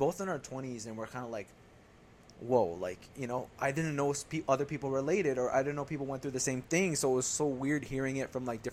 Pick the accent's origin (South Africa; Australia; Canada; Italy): Canada; Ontario; we're from Ontario, Canada